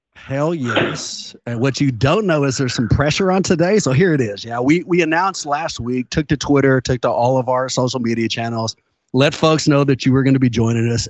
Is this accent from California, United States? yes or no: yes; Oakland, California, United States; I'm from the Bay, born and raised in Oakland